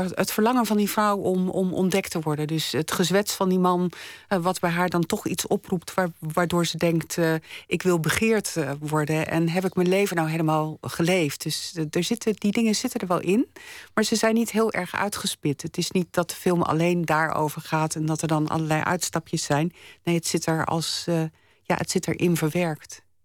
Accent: Delft, South Holland, Netherlands; Ik ben opgegroeid in Delft en mijn opa en oma die woonden op Zuid

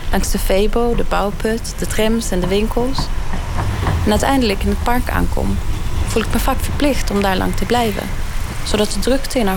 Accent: Sweden; now in Amsterdam, Netherlands; Ik ben opgegroeid in Zweden, in een huisje bij het bos. En ook al wil ik er niet meer wonen

